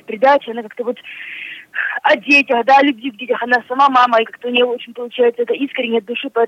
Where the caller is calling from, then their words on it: Smolensk, Smolensk Oblast, Russia; я звоню вам из Смоленска.